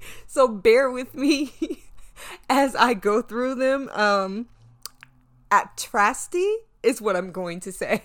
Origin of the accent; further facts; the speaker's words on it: North Carolina, United States; now in New York City, United States; I am a Southerner. I grew up in North Carolina